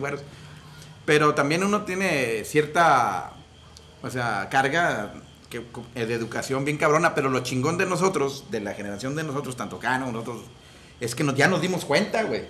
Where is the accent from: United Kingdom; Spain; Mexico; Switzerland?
Mexico; Monterrey, Nuevo León; cuando dicen regios, es porque somos de la región de las montañas